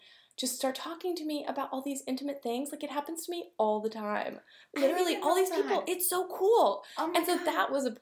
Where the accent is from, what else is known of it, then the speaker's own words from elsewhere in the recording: Garberville, California, United States; We're at my hometown in Garberville, California right now